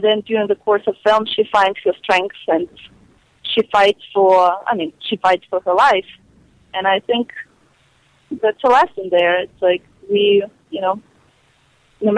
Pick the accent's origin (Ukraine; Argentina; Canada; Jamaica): Ukraine; now in Hollywood, United States; I was a girl from Ukraine